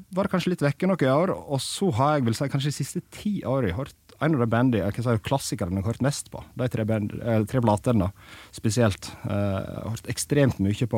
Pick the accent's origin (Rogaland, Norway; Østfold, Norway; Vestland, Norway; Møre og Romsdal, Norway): Vestland, Norway; Sogndal; moved away; i Sogndal, der jeg er fra